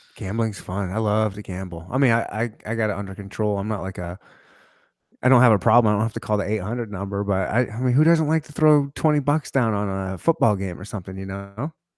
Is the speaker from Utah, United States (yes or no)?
no; Michigan, United States; now in Kansas City, United States; I was born and raised in Michigan, so I'm close to Canada also